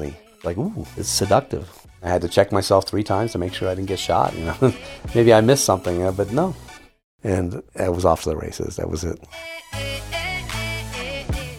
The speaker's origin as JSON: {"language": "English", "town": "New York City", "region": "New York", "country": "United States", "tie": "born or raised there", "also_born_or_lived": "California", "moved": "as an adult", "said": "I grew up in the Upper West Side of Manhattan."}